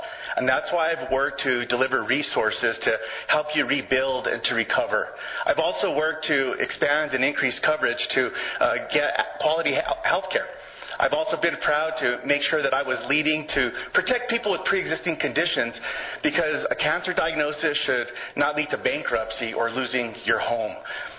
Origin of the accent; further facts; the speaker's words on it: New Mexico, United States; I'm proud to be born and raised in New Mexico.